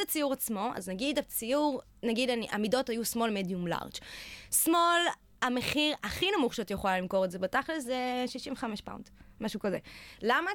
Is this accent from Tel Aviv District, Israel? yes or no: no; Jerusalem, Jerusalem District, Israel; בירושלים, איפה שנולדתי